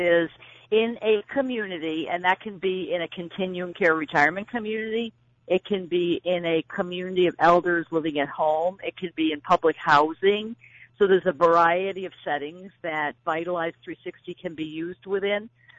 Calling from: New Hampshire, United States; I am calling from New Hampshire.

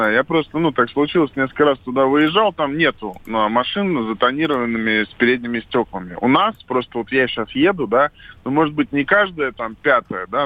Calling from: Rostov-on-Don, Rostov Oblast, Russia; Я из Ростова-на-Дону столица Юга России, как вам известно.

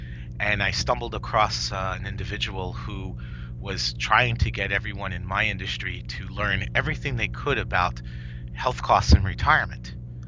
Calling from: White Plains, New York, United States; White Plains, New York.

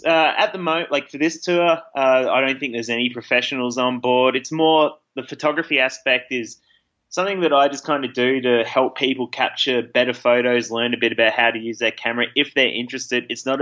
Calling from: Bishkek, Chuy Region, Kyrgyzstan; Calling in from Bishkek, the capital city of Kyrgyzstan.

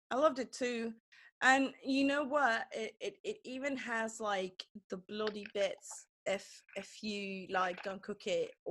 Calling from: Durham, North Carolina, United States; I'm in Durham, yeah, North mm. Carolina.

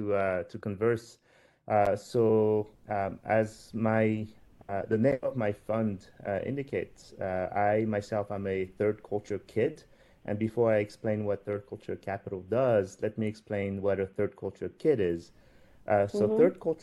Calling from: New York, United States; So I am actually dialing from New York

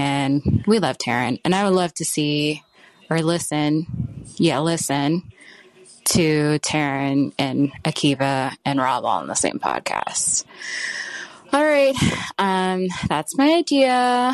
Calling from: California, United States; I'm calling from Orange County, California.

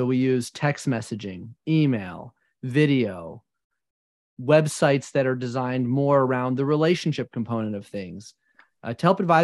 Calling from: Georgia, United States; I am in the beautiful Appalachian Mountains in North Georgia, right on the border of North Carolina.

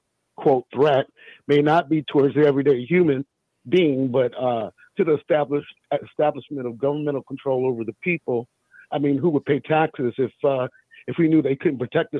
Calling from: Oakland, California, United States; I'm calling from Oakland, California.

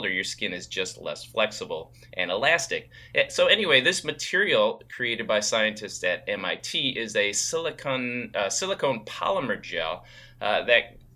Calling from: Maryland, United States; I'm listening from Maryland.

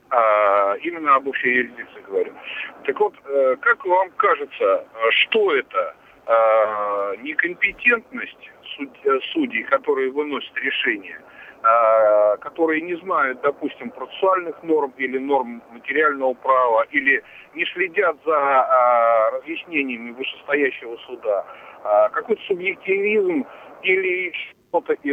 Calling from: Tver, Tver Oblast, Russia; будьте любезны, вот я из Твери звоню и занимаюсь судебной практикой по гражданским делам.

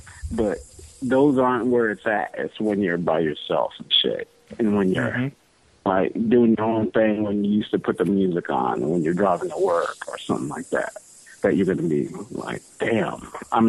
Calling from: California, United States; Southern California.

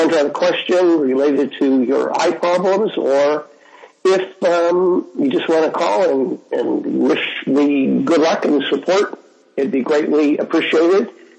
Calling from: Jaipur, Rajasthan, India; I'm calling in from Jaipur, India on Skype

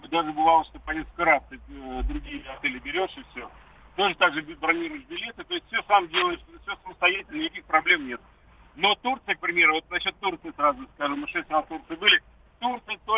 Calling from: Moscow, Russia; Э, Хамовники, Москва.

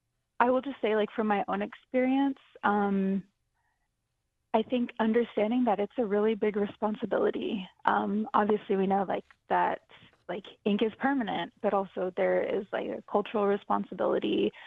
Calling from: Oklahoma, United States; I am, like you said, a multidisciplinary artist. I'm coming in from Oklahoma

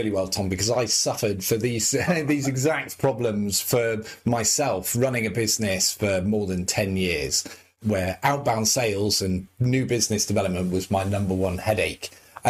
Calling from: Leeds, Yorkshire and the Humber, United Kingdom; I'm calling in from Leeds in the north of the UK this morning.

